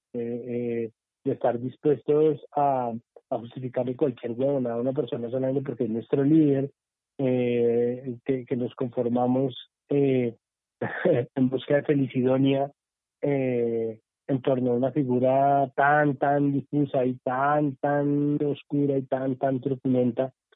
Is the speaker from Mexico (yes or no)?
no; Colombia